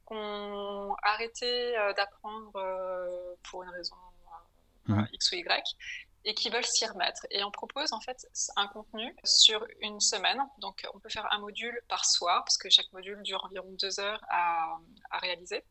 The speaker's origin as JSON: {"language": "French", "town": "Paris", "region": "Île-de-France", "country": "France", "tie": "born or raised there", "also_born_or_lived": "Berlin, Germany", "moved": "as an adult", "lives_now": "Hamburg, Germany", "said": "je suis française, j'ai grandi en France à Paris"}